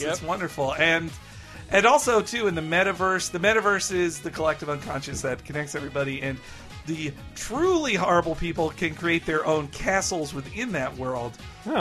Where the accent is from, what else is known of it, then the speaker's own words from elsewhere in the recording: United States; I'm an American